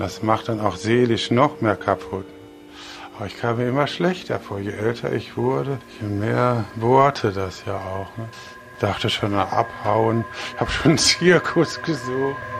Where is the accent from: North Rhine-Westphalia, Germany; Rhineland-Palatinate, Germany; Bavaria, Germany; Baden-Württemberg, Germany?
North Rhine-Westphalia, Germany; Bochum; Ich bin 62 geboren in Bochum